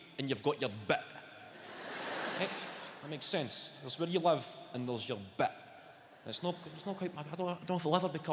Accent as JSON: {"language": "English", "town": "Clydebank", "region": "Scotland", "country": "United Kingdom", "tie": "born or raised there", "also_born_or_lived": "West End, Glasgow", "said": "I grew up in a council house. I grew up in Clydebank."}